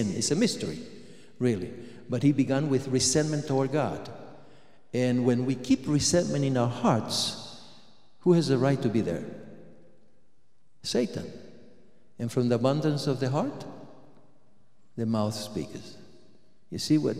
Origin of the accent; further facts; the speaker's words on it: Argentina; moved away; I was born in Argentina